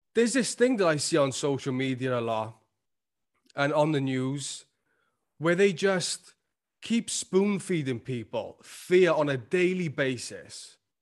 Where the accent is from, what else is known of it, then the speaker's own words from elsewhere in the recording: Wales, United Kingdom; accent: Welsh; I'm Welsh, like, we s, talk a little fast. That's why sometimes it sounds like I'm slurring my words on this podcast. It's just 'cause of my accent